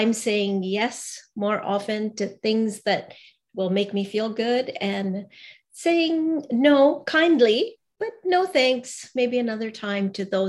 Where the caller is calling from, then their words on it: Vancouver, British Columbia, Canada; Oh, so I'm in rainy today. Rainy Vancouver, British Columbia in Canada.